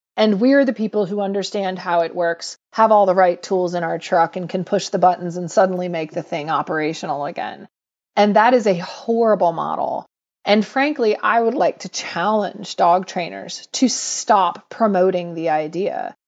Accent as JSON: {"language": "English", "town": "Atlanta", "region": "Georgia", "country": "United States", "tie": "born or raised there", "said": "I grew up in Atlanta in the seventies and eighties"}